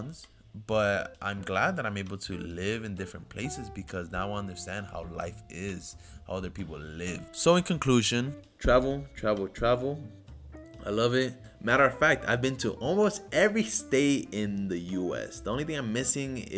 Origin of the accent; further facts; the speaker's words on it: Puerto Rico; moved away as an adult; now in United States; I grew up in Puerto Rico in my high school and middle school days.